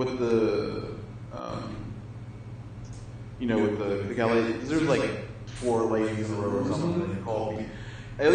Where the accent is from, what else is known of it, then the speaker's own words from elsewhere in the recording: Stone Mountain, Georgia, United States; moved away; I'm from Stone Mountain, Georgia